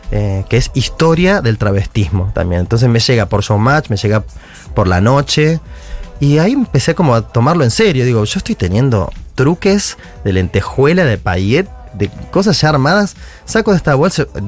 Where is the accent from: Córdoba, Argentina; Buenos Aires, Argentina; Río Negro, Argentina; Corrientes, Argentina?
Buenos Aires, Argentina; Soy de En... Nací en, acá en Capital.